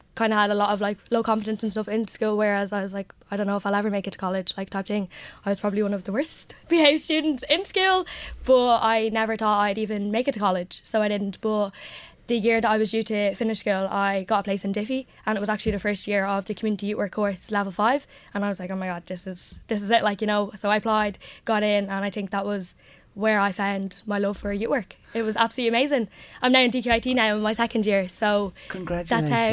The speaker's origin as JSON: {"language": "English", "town": "Drogheda", "region": "County Louth", "country": "Ireland", "said": "I come from Finian, so it's kind of the heart of the community"}